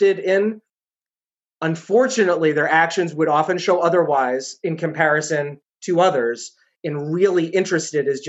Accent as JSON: {"language": "English", "town": "New York City", "region": "New York", "country": "United States", "tie": "born or raised there", "also_born_or_lived": "Chicago", "accent": "loud, fast talking", "moved": "yes", "lives_now": "New Hampshire, United States", "said": "I was born in New York City, thus the loud, fast talking, which hasn't worn off"}